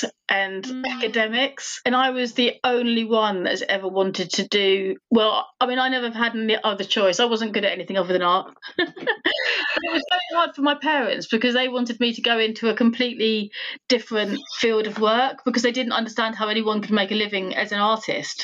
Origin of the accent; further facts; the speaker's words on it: United Kingdom; now in West Sussex, United Kingdom; I'm British Indian.